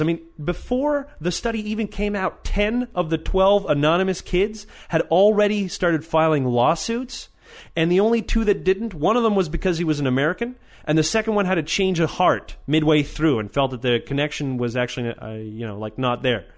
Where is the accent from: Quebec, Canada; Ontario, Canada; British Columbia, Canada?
Quebec, Canada; Weedon; my hometown in Weeden, Quebec